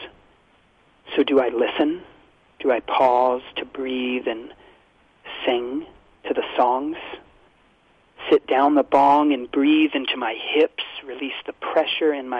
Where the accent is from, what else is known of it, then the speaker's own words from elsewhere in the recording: Kentucky, United States; my home state when I was growing up of Kentucky